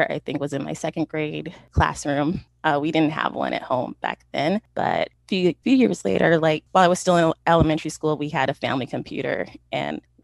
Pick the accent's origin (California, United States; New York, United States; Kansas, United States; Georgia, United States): California, United States; Sacramento; I was born and raised in Sacramento.